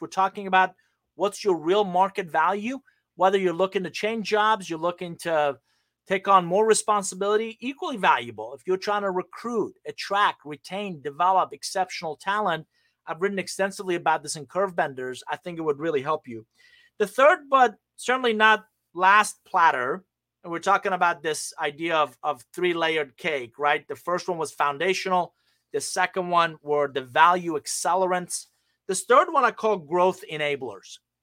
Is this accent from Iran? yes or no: yes; Iran; moved away; I'm originally from Iran